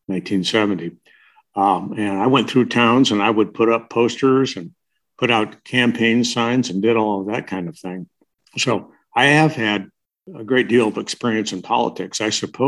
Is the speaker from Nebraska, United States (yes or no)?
yes; Omaha, Nebraska, United States; also born or lived in Moline, Illinois; I grew up in Dundee and went to Dundee School